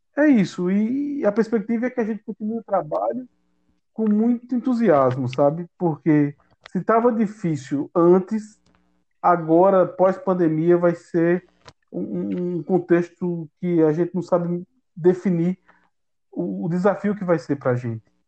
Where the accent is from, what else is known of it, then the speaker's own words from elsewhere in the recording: Campina Grande, Paraíba, Brazil; a minha comunidade, onde eu nasci, onde eu me criei